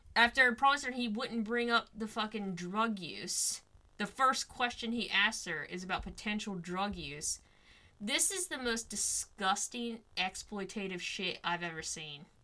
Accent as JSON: {"language": "English", "town": "Cleveland", "region": "Ohio", "country": "United States", "said": "we're from Cleveland."}